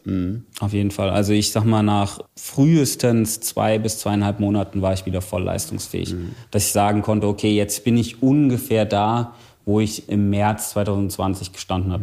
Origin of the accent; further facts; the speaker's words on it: Bad Wildungen, Hesse, Germany; in meiner Heimatstadt in Bad Wildungen